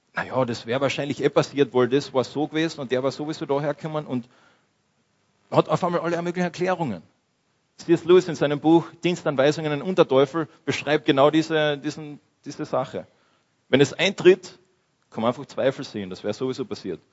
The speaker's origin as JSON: {"language": "German", "country": "Austria", "said": "wir als Österreicher, als, als Christen in dieser westlichen Kultur"}